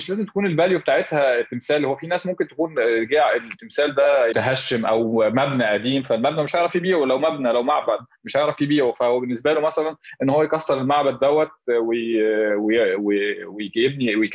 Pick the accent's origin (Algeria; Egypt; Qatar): Egypt; لما تيجي تلاقي اللي احنا عندنا في مصر في تلتين اثار العالم مثلا